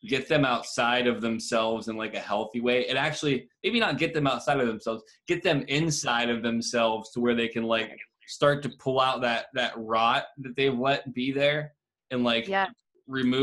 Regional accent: Columbiana, United States; the house that I grew up in Columbiana

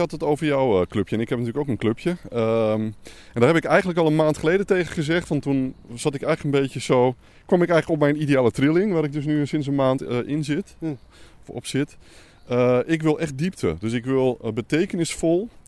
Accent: Slochteren, Groningen, Netherlands; born there; Mijn geboortegrond.

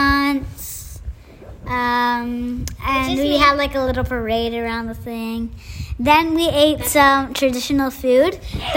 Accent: New York, United States; Because he's on the New York Jets and we're from New York.

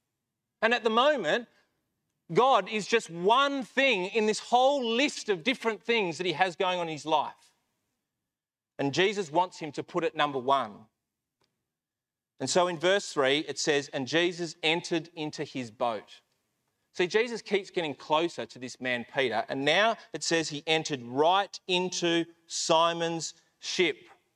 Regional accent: Melbourne, Victoria, Australia; moved away as an adult; But when I came over here when I was 18 from Melbourne, it didn't work out with a girl.

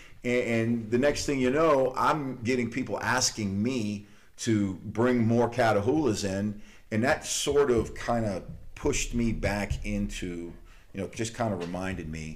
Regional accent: Louisiana, United States; moved away as an adult; also born or lived in Tallahassee, Florida; I'm originally from Louisiana

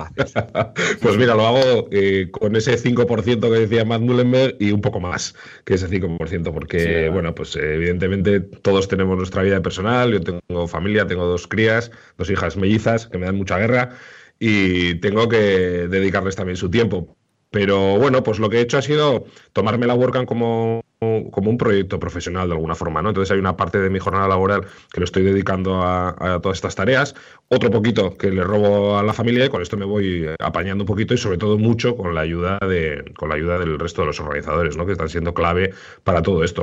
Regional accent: Irún, Basque Country, Spain; en Guipúzcoa y en concreto en mi pueblo, en Irún

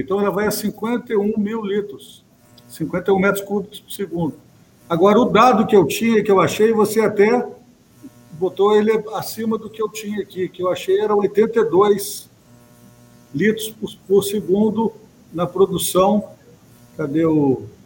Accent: Minas Gerais, Brazil; now in Rio de Janeiro, Brazil; apesar de estar aqui no Rio, eu sou de Minas

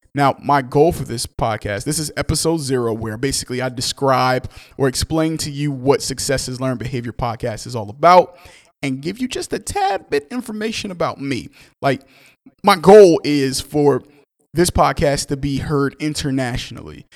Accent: Newark, New Jersey, United States; I'm from Newark, New Jersey. I'm very proud to be from Newark, New Jersey

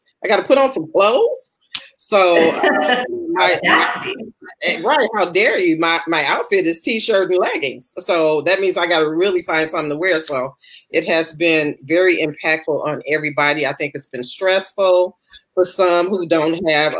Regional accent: Chicago, Illinois, United States; I'm from Chicago

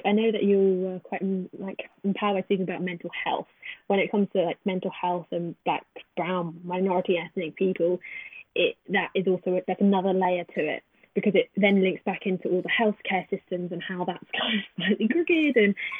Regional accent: England, United Kingdom; as soon as they hear me speak, the attitude changes towards me completely when I tell them that I'm from Brighton or from London.

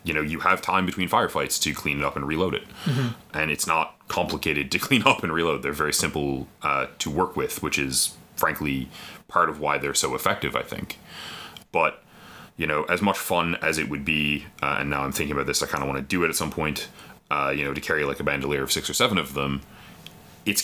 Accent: Canada; we're Canadian

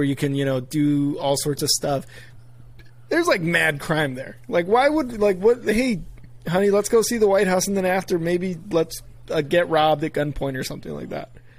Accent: Chicago, Illinois, United States; Obviously, I'm from Chicago.

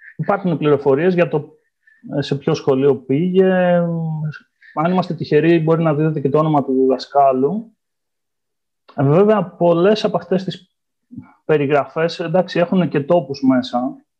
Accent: Ioannina, Epirus, Greece; moved away as an adult; also born or lived in Istanbul, Turkey; now in Vienna, Austria; γεννήθηκα στα Γιάννενα, όπου έκανα και τι ε, σπουδέ μου

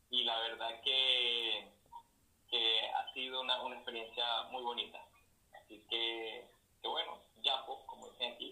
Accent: Venezuela; now in Chile; Yo, estoy en Chile, pero yo soy de Venezuela

